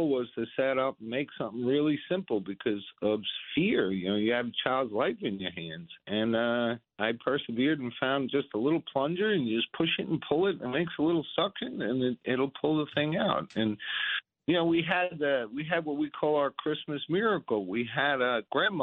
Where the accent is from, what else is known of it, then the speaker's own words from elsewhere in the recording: United States; I'm an American